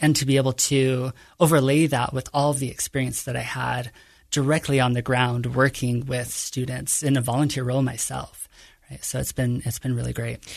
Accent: Kearns, Utah, United States; I grew up in a modest home in Kearns, Utah

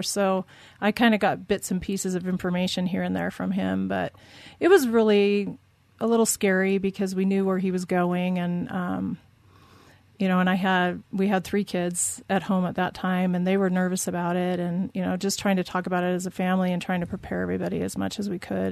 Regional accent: Southern California, United States; moved away as an adult; now in Utah, United States; I grew up in Southern California.

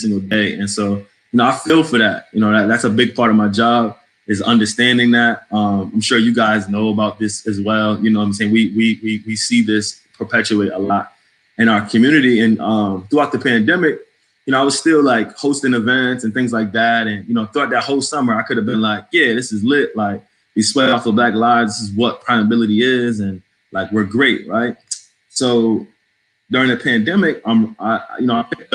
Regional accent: New England, United States; accent: New England; also born or lived in New Jersey / Connecticut; now in Washington, D.C., United States; I sound like I'm from New England. I'm a New England boy.

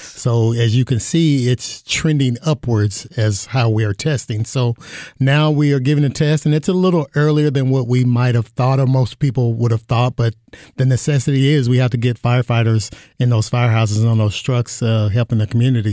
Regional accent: Kentucky, United States; moved away as an adult; now in Phoenix, United States; I'm from Kentucky

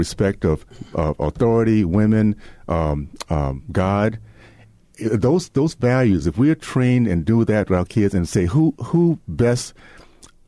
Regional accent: Deep South, United States; when I was growing up in the Deep South

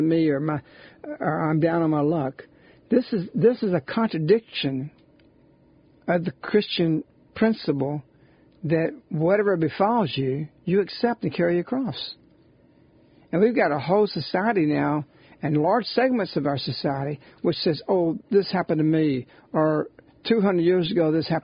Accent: United States; I'm glad I'm an American. I love my Italian roots

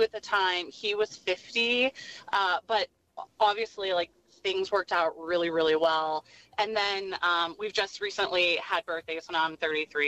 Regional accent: Pennsylvania, United States; moved away; I'm from Pennsylvania.

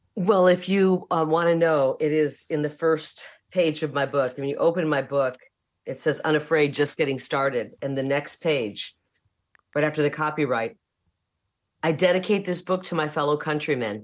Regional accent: Iowa, United States; moved away as an adult; now in Arizona, United States; I'm from Iowa

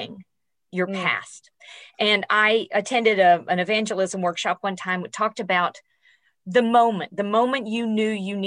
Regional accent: Tennessee, United States; moved away; also born or lived in New York City; I'm a girl from Tennessee

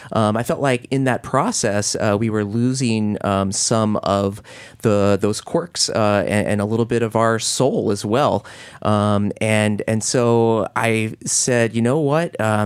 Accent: East Coast, United States; now in Portland, United States; I grew up on the East Coast, and I was at a moment in my life where I could kind of go anywhere.

